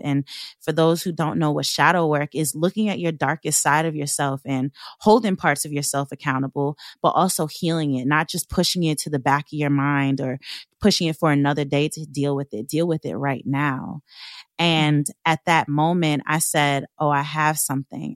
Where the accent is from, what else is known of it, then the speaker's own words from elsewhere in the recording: Long Island, New York, United States; I am from Long Island, and I grew up in a white neighborhood.